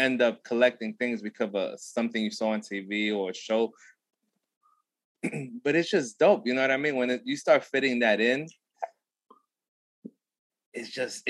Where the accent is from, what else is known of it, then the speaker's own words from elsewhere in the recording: New York, United States; I'm from New York